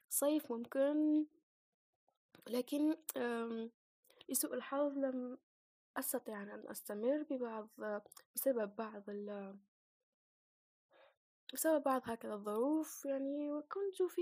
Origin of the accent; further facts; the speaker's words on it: Algeria; أنا فتاة جزائرية عشرينية